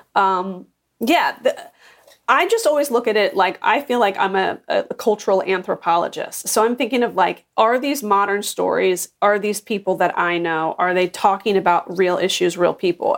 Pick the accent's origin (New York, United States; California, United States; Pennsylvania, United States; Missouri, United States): Pennsylvania, United States; Philadelphia; also born or lived in Washington, D.C. / Los Angeles; now in Orange County, United States; I'm originally from Philadelphia and then moved to D C, and then I went to L